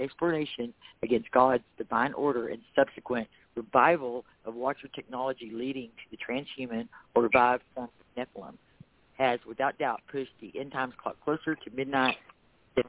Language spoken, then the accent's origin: English; Texas, United States; accent: Texas; my Texas accent